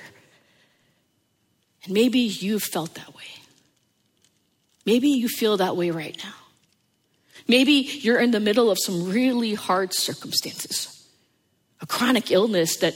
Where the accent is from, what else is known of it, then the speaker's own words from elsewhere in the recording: United States; growing up in the New York, New Jersey area